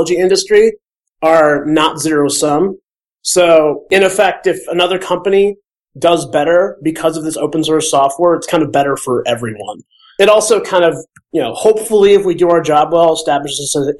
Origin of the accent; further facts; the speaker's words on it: Minnesota, United States; also born or lived in Michigan; now in Bay Area, United States; I'm from Minnesota originally, and I live in the Bay Area